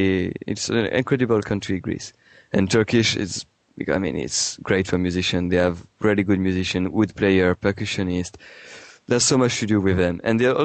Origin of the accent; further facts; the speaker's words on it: France; also born or lived in Marseille; I come from the Alps in France, like the Italian border, and then I moved to Marseille. I mean, my background is French, basically.